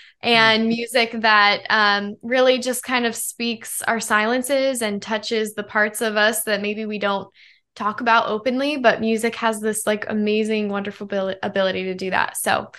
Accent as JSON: {"language": "English", "town": "Denver", "region": "Colorado", "country": "United States", "moved": "yes", "lives_now": "Los Angeles, United States", "said": "I am a pop artist, songwriter, model based in Los Angeles, and I'm originally from Denver, Colorado, but made my way to the West Coast."}